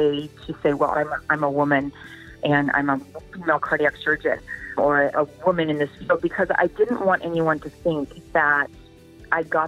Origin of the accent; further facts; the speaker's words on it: Pacific Northwest, United States; moved away; I'm growing up in the Pacific Northwest, certainly was raised as you can do anything